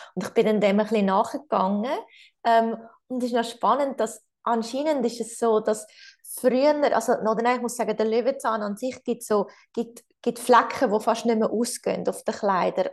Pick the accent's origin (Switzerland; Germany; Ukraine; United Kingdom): Switzerland; bei uns in der Schweiz